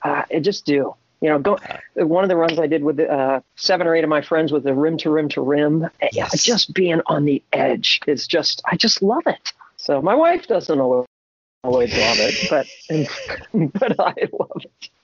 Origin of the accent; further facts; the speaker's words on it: Ocean City, New Jersey, United States; moved away; Originally, I'm uh, from South Jersey. I'm a beach boy. Grew up on the uh, on the ocean in Ocean City, New Jersey